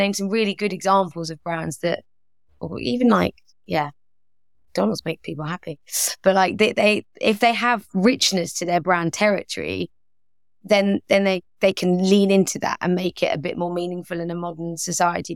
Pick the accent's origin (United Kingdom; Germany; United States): United Kingdom; London; moved away as an adult; grew up in London, was very used to kind of being around lots of multicultural